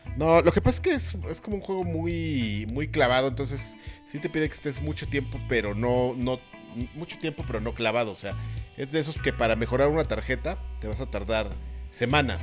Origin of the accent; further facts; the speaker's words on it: Mexico; como buen mexicano